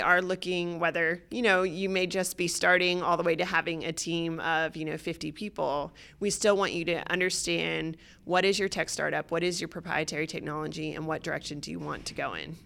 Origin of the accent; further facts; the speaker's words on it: Atlanta, Georgia, United States; moved away as an adult; also born or lived in Boston / Australia; I was born and raised in Atlanta